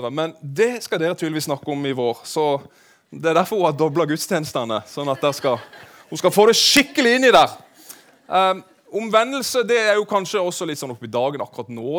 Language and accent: Norwegian; Kristiansand, Agder, Norway; moved away; jeg er jo Randesund-gutt, for de av dere som vet det. Jeg vokste opp på Søm.